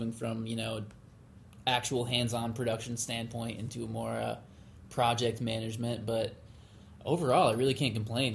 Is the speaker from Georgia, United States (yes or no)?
no; upstate New York, United States; moved away as an adult; also born or lived in San Diego, California; now in Boston, United States; I'm from upstate New York originally